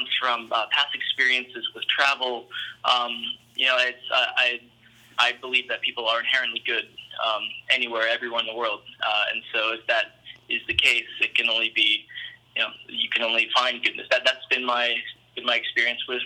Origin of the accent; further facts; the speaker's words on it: St. Louis, Missouri, United States; I was raised in St. Louis, Missouri